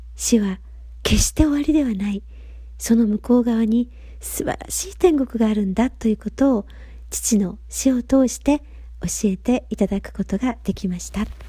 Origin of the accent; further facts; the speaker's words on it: Gifu, Japan; moved away as an adult; now in Nagasaki, Japan; 故郷岐阜県